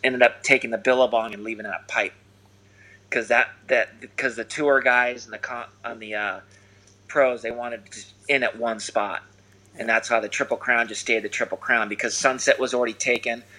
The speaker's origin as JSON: {"language": "English", "town": "Newport Beach", "region": "California", "country": "United States", "tie": "born or raised there", "said": "growing up in Newport around the the you know the jetty"}